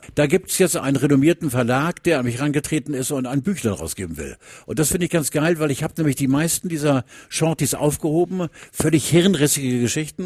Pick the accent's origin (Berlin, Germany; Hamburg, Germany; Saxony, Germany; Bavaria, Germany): Hamburg, Germany; ich komme aus Hamburg